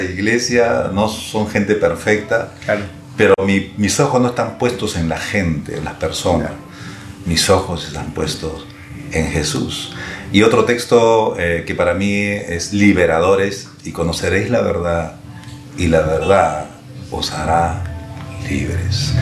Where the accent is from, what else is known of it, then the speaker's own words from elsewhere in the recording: Lima, Peru; soy de Lima